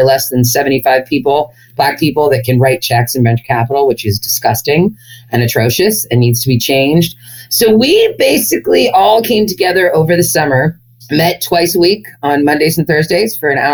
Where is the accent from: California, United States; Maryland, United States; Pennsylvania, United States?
California, United States; Berkeley; as a white, relatively privileged girl growing up in Berkeley, California